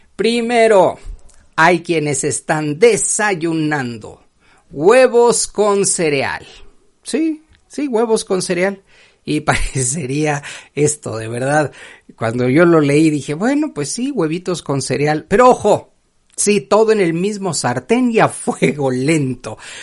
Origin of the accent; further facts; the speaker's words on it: Mexico; para quienes somos mexicanos